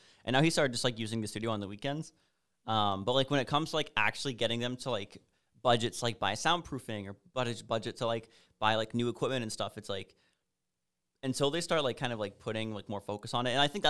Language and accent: English; Alaska, United States; moved away; also born or lived in Washington / Chicago; because I'm originally from Alaska, then moved to Washington, then Chicago, then here, and now I'm glad to be going like back up and like have cold weather and snow and stuff.